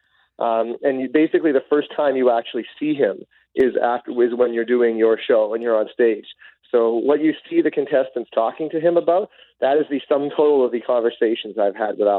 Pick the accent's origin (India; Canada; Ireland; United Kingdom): Canada; Brandon, Manitoba; now in Winnipeg, Canada; Originally from Brandon, Manitoba. I went to Vincent Massey High School in Brandon, but my spouse and I moved to Winnipeg about 7 years ago